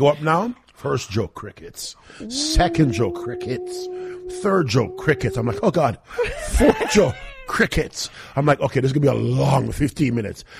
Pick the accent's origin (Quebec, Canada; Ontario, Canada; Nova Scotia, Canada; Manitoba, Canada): Ontario, Canada; Toronto; I was from Toronto too.